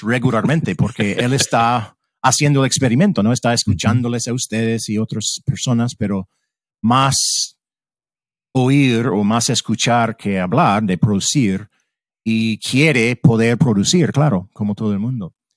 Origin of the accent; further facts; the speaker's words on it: United States; Spanish is a second language; como estadounidense